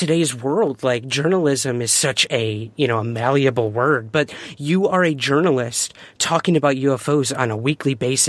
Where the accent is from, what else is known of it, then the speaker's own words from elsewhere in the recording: Syracuse, New York, United States; just because I'm from Syracuse